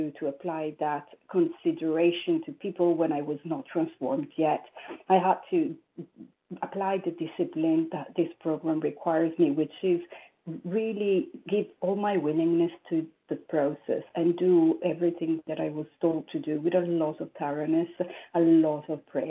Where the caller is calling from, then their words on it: New York, United States; I am calling from New York.